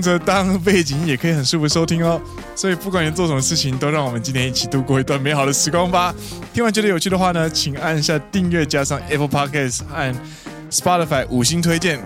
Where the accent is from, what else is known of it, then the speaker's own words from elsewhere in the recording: Taiwan; moved away as an adult; now in Japan; 我们台湾人呢，其实都会说和服